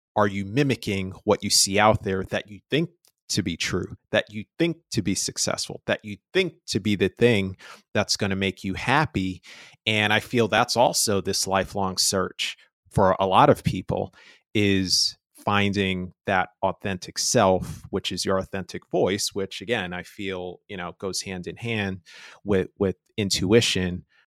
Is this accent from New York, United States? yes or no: yes; New York, United States; I'm from New York